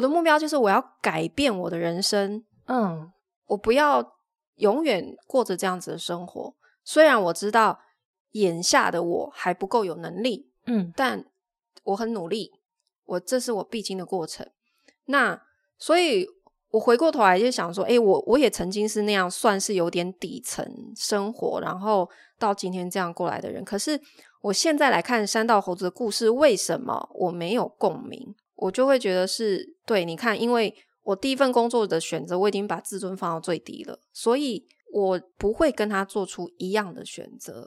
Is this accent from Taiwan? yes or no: yes; Taiwan; moved away as an adult; also born or lived in Shenzhen, China; 我是台湾人，然后他们都是同乡，所以他们会晚上睡觉会讲着我听不懂的语言